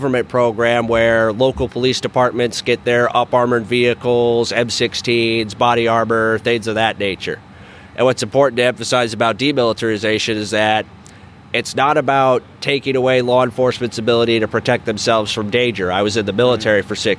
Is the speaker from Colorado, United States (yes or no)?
yes; about 90 minutes from Colorado Springs, United States; El Paso County, which is where Colorado Springs is, about 90 minutes away from my hometown